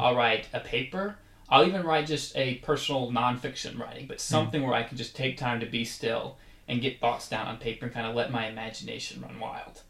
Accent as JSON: {"language": "English", "town": "Atlanta", "region": "Georgia", "country": "United States", "tie": "born or raised there", "said": "I grew up in Atlanta"}